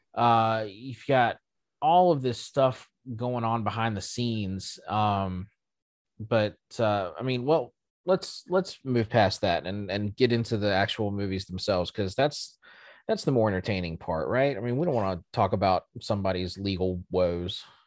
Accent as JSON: {"language": "English", "country": "United States", "said": "being an American myself"}